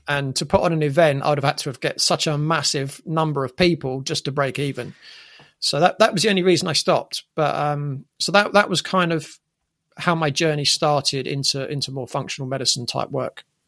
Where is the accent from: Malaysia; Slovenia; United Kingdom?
United Kingdom; England; growing up in England